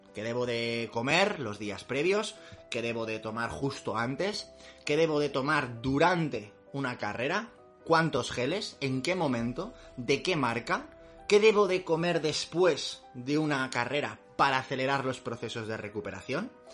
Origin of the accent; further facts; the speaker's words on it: Madrid, Community of Madrid, Spain; los que somos de Madrid